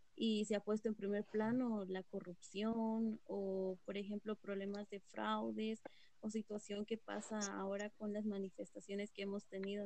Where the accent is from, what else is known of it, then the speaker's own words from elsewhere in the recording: San Cristóbal Totonicapán, Totonicapán, Guatemala; soy originaria de San Cristóbal, Totonicapán